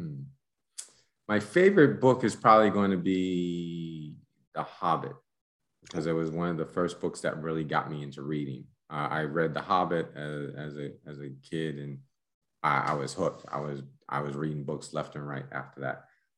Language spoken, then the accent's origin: English; United States; moved away as an adult; also born or lived in Panama; now in Mexico; as an American